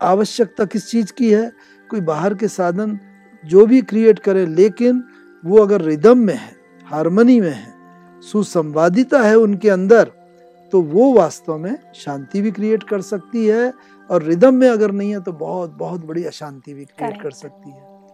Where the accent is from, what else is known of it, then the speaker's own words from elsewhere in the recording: Dehradun, Uttarakhand, India; मैं उधर देहरादून का निवासी हूँ